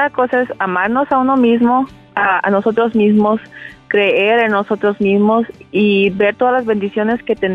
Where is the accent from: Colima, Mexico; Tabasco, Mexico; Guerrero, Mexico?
Colima, Mexico; now in United States; Soy de Colima, Colima